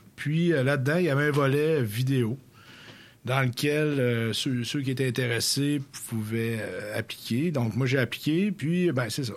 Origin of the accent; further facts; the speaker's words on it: Sainte-Félicité-de-L'Islet, Quebec, Canada; le village d'où je viens, Sainte-Félicité de Lillet